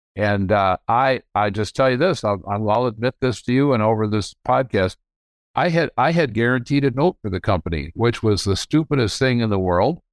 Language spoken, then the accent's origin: English; Grand Rapids, Michigan, United States; I grew up in Grand Rapids, Michigan. I was born here in nineteen forty-three.